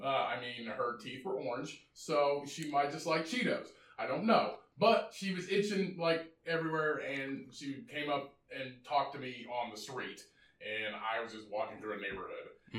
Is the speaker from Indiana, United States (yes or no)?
yes; Indiana, United States; there's only two things in the region we're from in Indiana, and that's meth and limestone.